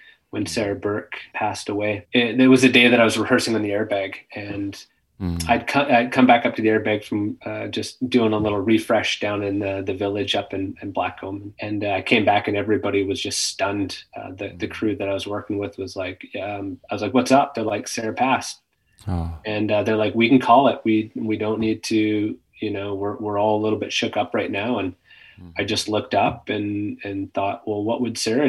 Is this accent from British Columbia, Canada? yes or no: yes; Kimberley, British Columbia, Canada; growing up in Kimberley